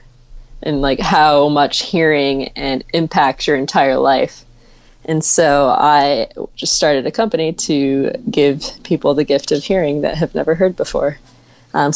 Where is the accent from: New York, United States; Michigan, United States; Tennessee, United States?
Michigan, United States; Flint; moved away as an adult; now in Los Angeles, United States; I'm originally from Flint, Michigan, and I moved to Los Angeles about 7 years ago